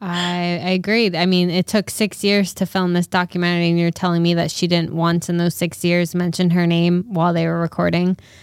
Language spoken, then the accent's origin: English; Rhode Island, United States; my home, like, my home